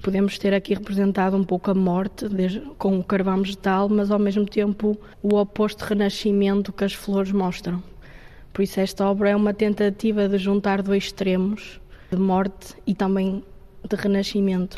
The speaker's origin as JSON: {"language": "Portuguese", "town": "Barcelos", "region": "Norte", "country": "Portugal", "tie": "born or raised there", "said": "tenho 25 anos, sou natural de Barcelos"}